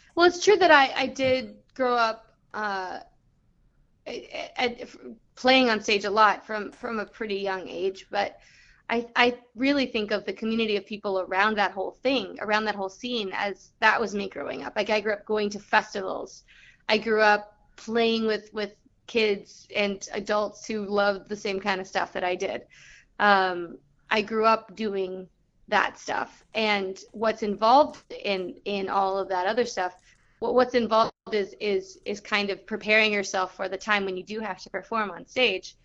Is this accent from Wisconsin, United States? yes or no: no; Southern California, United States; I grew up in Southern California